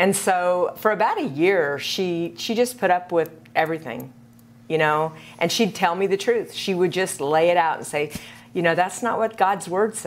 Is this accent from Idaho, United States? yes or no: no; Kansas, United States; moved away as an adult; also born or lived in Seattle; I grew up in Kansas